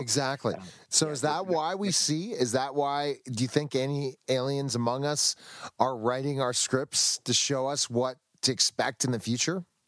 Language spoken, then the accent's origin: English; United States; I'm an American